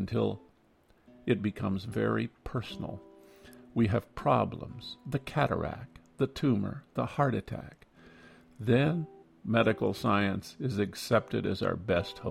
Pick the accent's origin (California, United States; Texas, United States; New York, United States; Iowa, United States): Iowa, United States; Growing up in Iowa